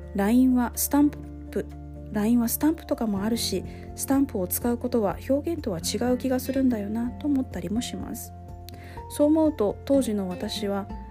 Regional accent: Osaka, Japan; 大阪に、ね、私生まれ育ったので

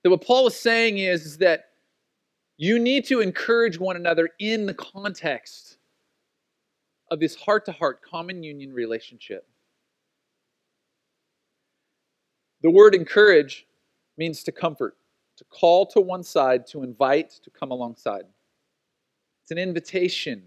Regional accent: Oceanside, California, United States; When I was a kid growing up, especially in Oceanside, like we grew up running around in Southern California

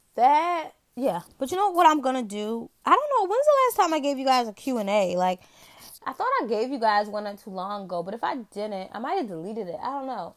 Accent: Virginia, United States; I'm from a small town in the state of Virginia.

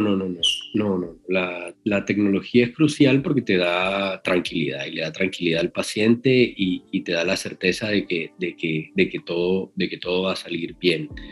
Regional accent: El Banco, Magdalena, Colombia; also born or lived in Barranquilla; nací en el Banco Magdalena, pueblo del, del, del, Magdalena, muy, muy cerca a Santa Marta

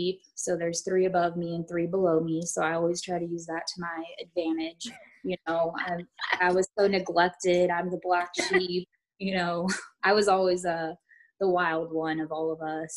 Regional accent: Blythe, California, United States; moved away as an adult; also born or lived in San Antonio, Texas / Carrollton, Texas; now in Denton, United States; I grew up in California, a small little town called Blythe

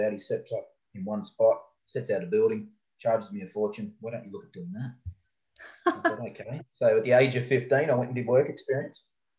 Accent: Gold Coast, Queensland, Australia; also born or lived in Brisbane / England; Born and bred on the Gold Coast.

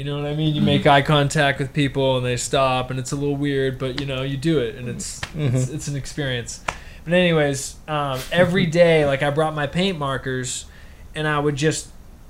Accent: Pembroke, Massachusetts, United States; moved away as an adult; also born or lived in Arizona; now in Boston, United States; I am 31 years old. I am from Pembroke, Mass.

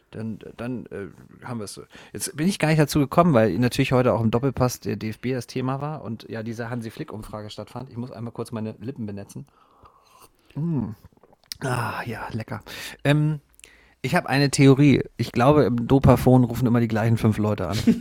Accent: Northern Germany, Germany; als Norddeutscher

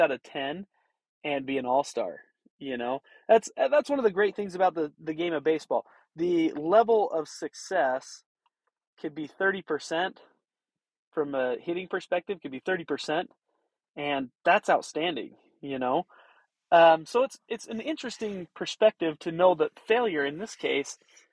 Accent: Wyoming, United States; now in Roosevelt, Utah, United States; I grew up in Wyoming

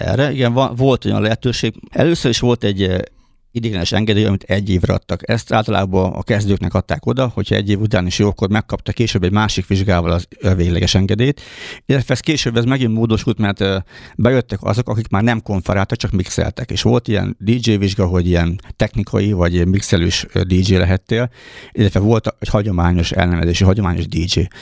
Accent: Újfehértó, Szabolcs-Szatmár-Bereg, Hungary; also born or lived in Nyíregyháza; Én újfehérton születtem, újfehérton voltam gyerek, aztán már a iskolát ezt itt jártam Nyíregyházán

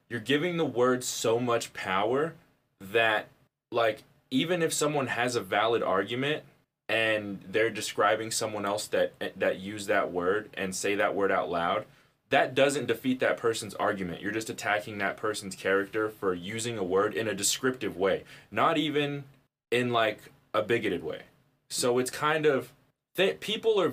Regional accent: the South, United States; growing up in the South

